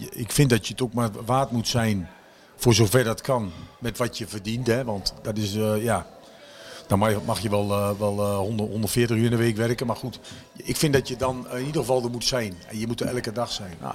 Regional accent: Groningen, Netherlands; En ik kwam van Groningen, dus daar is het. Groningers kunnen ook wel genieten, maar op een andere manier.

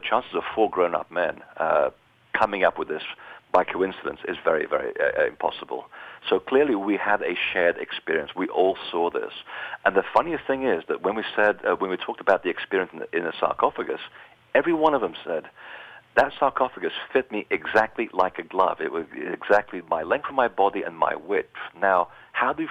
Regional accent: Portugal; I was born in Portugal

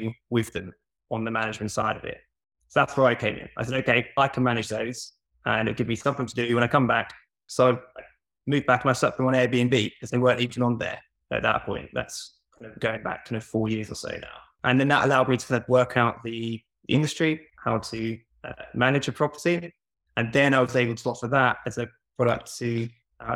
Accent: Norwich, East of England, United Kingdom; also born or lived in Portsmouth; I wanted to move back to Norwich. I'm from Norwich

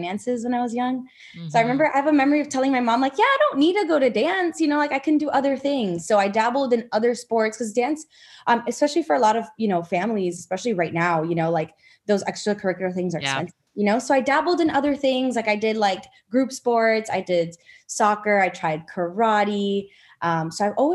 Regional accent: Miami, Florida, United States; moved away as an adult; now in Austin, United States; I'm actually from South Florida. Yeah, I'm from Miami

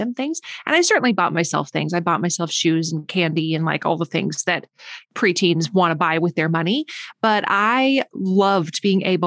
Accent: northern Minnesota, United States; I grew up in northern Minnesota, where it's very, very cold

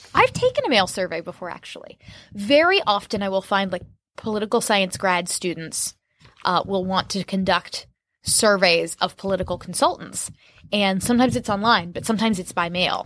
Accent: Orlando, Florida, United States; my hometown of Orlando

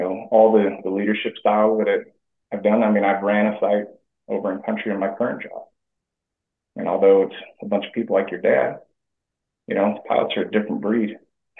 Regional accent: Hawaii, United States; moved away as an adult; growing up in Hawaii, that equatorial type environment really reminded me of home

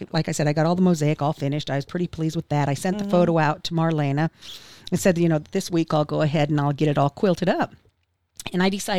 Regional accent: Wyoming, United States; now in Tulsa, United States; I grew up in Wyoming, and we had refineries there.

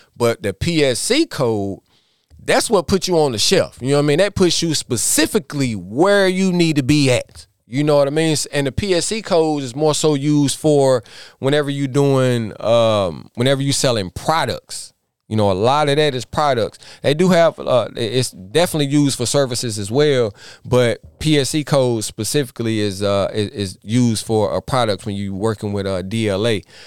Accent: Iredell County, NC, North Carolina, United States; born or raised there

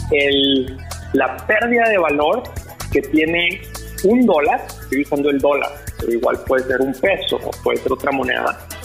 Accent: Mexico; como somos nosotros los, mexicanos muy curiosos y muy ingenuos, ¿no?

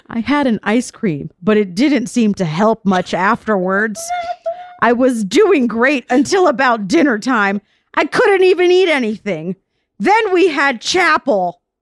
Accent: Vero Beach, Florida, United States; I grew up in Florida, in Vero Beach, Florida, trash white town, chubby brown girl

